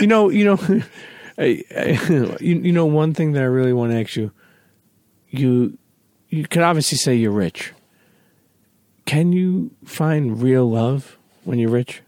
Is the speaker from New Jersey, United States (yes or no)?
no; New York, United States; growing up in New York